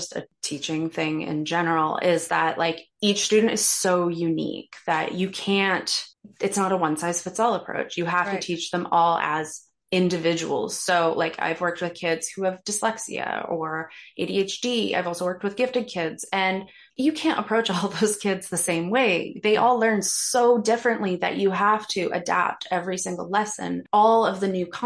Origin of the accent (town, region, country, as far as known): Canada; born or raised there; moved away as an adult; now in Toronto, Canada